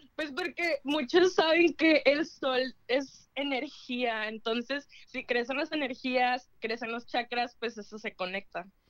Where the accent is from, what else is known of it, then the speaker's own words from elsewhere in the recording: Tijuana, Baja California, Mexico; soy de Tijuana